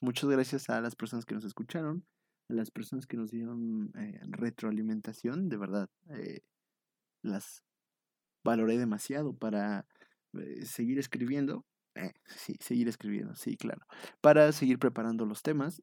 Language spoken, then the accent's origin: Spanish; eastern State of Mexico, Mexico; soy del Oriente Estado de México y pues ahí, este, pues ahí nos dedicamos nosotros igual a hacer la limpieza del salón